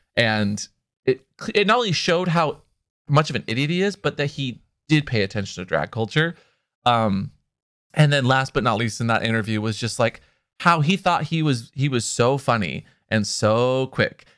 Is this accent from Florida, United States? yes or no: no; Seattle, Washington, United States; because I grew up in Seattle